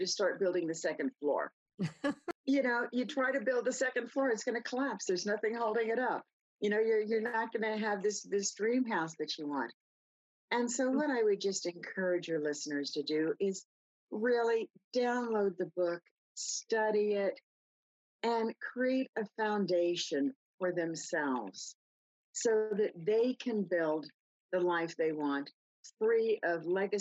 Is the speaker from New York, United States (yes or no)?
yes; New York City, New York, United States; I grew up in New York City. I grew up on the sidewalks.